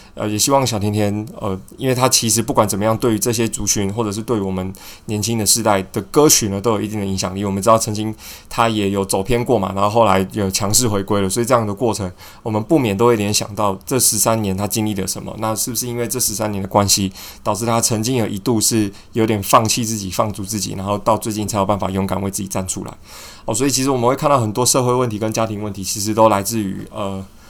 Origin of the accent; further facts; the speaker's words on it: Taiwan; 我们就是土生土长的台湾人